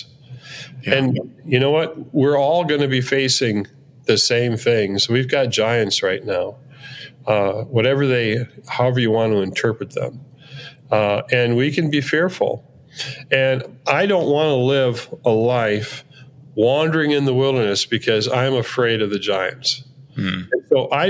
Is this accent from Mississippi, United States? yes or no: no; Minneapolis, Minnesota, United States; I'm from Minneapolis